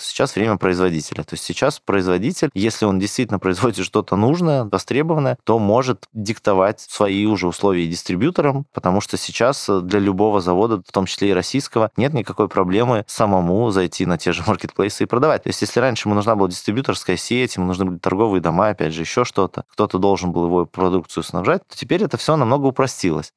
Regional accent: Belarus; я сам родом из Беларуси

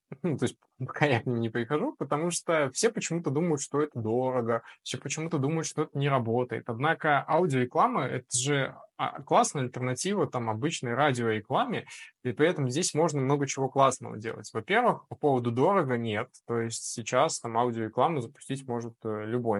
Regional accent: Belarus; мы, особенно белорусы, такие ребята, мы ко всему приспосабливаемся

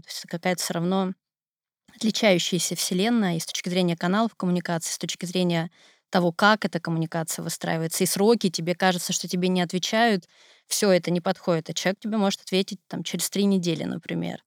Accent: Siberia, Russia; Я сибирячка

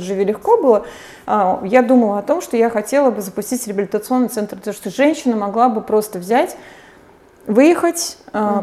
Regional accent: St Petersburg, Saint Petersburg, Russia; moved away as an adult; я с 12 лет знала, что я уеду из Петербурга

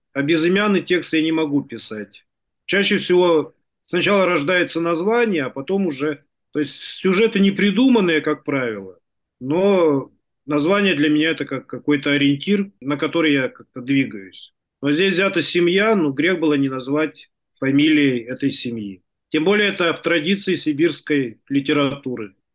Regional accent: Tuva, Russia; Я родился и вырос в Туве

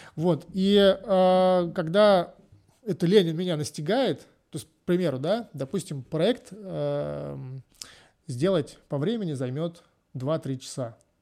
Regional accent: Voronezh, Voronezh Oblast, Russia; moved away as an adult; now in Spain; я из Воронежа

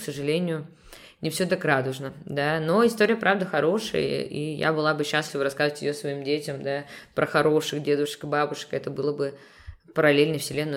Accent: Leningrad Oblast, Russia; also born or lived in Saint Petersburg; родилась в Санкт-Петербурге, но мои родители решили растить нас за городом. И получается, я росла, м, в небольшом поселке

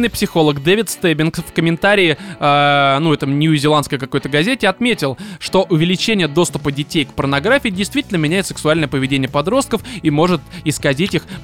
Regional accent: Blagoveshchensk, Amur Oblast, Russia; born there; Родился в Благовещенске республики Амурской области на границе с Китаем.

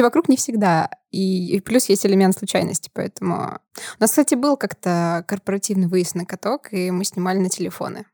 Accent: Prokopyevsk, Kemerovo Oblast, Russia; я из Сибири, я из города Прокопьевска

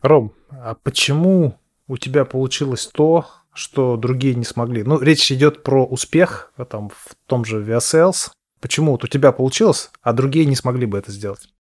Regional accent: Ufa, Bashkortostan, Russia; Я, кстати, из Уфы

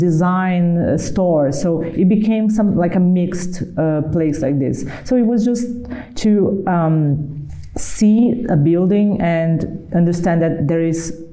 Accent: Brazil; I'm from Brazil, so Brazil is, you know, we are surrounded by nature.

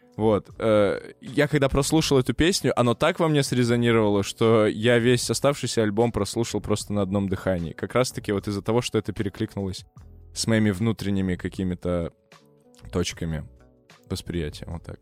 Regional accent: Perm, Perm Krai, Russia; moved away; я в свой последний приезд в свой родной город, я не из Москвы. Здравствуй, Перим

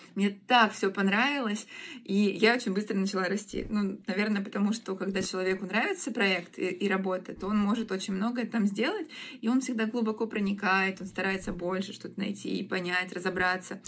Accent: Rostov-on-Don, Rostov Oblast, Russia; moved away as an adult; also born or lived in Krasnodar; Я сама ростовчанка, и мне очень не нравится в Краснодаре жить

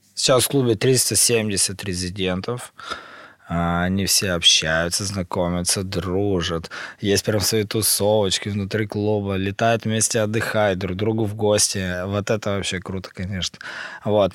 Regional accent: Urals, Russia; Я родился на Урале, в маленьком городе, в семье врачей

